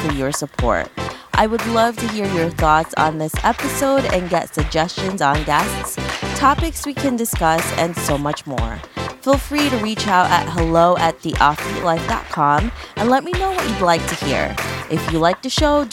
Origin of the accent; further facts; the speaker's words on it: Philippines; I'm Filipino